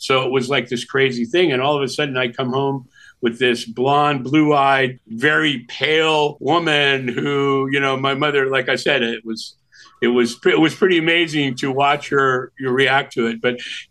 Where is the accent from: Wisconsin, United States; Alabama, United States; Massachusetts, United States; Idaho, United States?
Wisconsin, United States; Milwaukee; born there; But I was born in Milwaukee.